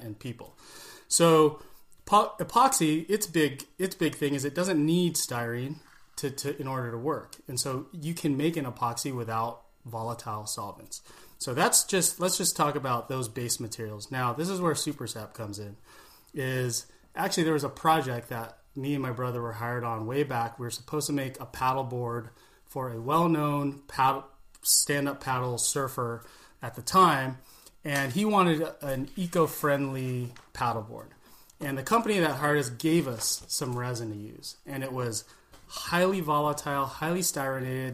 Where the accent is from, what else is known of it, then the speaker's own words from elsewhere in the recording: California, United States; growing up in California